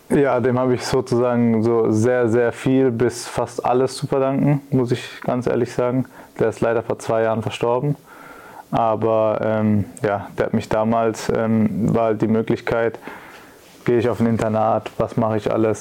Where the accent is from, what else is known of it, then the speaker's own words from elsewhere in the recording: Pforzheim, Baden-Württemberg, Germany; moved away; also born or lived in Calmbach / Karlsruhe; Nicht genau in Kalmach, aber in Pforzheim